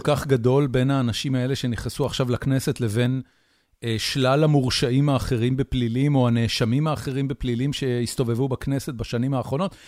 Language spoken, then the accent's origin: Hebrew; Haifa, Haifa District, Israel; חיפה לצורך העניין, שהיא אה, עיר הולדתי ואני מכיר אותה יחסית טוב